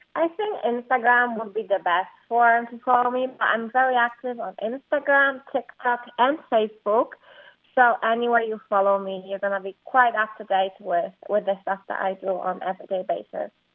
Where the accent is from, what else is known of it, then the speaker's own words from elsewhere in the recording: Poland; moved away as an adult; I was raised in Poland and I was there for 19 years of my life before I went to the university